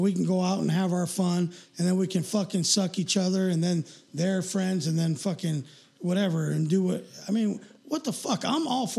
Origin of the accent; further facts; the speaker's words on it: Redondo Beach, California, United States; we grew up in Redondo